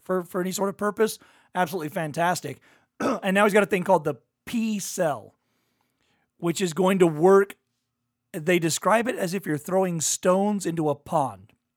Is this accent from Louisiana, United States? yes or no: yes; Louisiana, United States; I'm from Louisiana